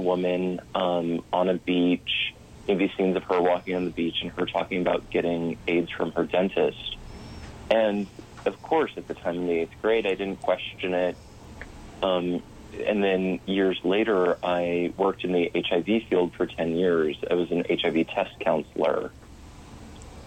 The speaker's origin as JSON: {"language": "English", "town": "St. Louis", "region": "Missouri", "country": "United States", "tie": "born or raised there", "said": "growing up in St. Louis, Missouri, in the suburbs"}